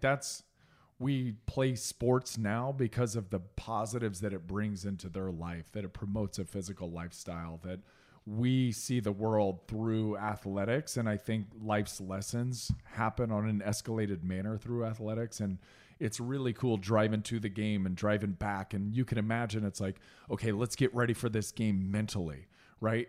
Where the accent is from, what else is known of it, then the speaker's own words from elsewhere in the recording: Indianapolis, Indiana, United States; moved away; even growing up in Indiana, we didn't start on the south side of Indianapolis until I was in third grade